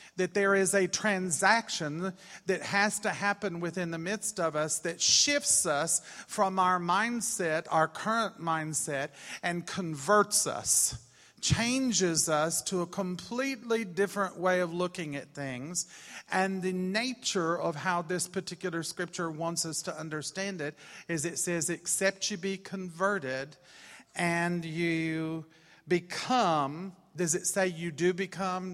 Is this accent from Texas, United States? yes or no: yes; Austin, Texas, United States; moved away as an adult; we're from Austin, Texas